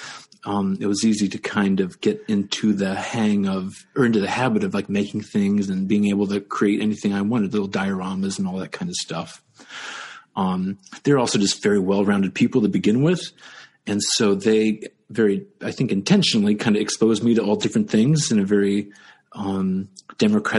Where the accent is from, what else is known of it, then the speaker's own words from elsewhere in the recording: Dayton, Ohio, United States; moved away as an adult; I grew up in Ohio, Dayton, Ohio, which had a lot of arts